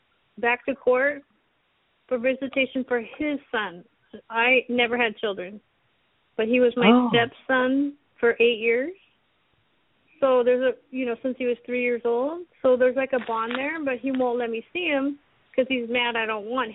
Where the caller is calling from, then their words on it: Auburn, Washington, United States; Seattle, because I'm in Auburn. I'm south.